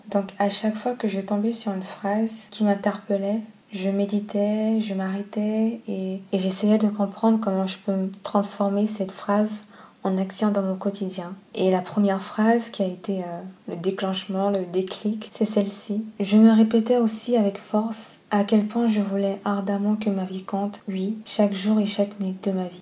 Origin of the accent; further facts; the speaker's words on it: Gabon; comme on dit chez moi au Gabon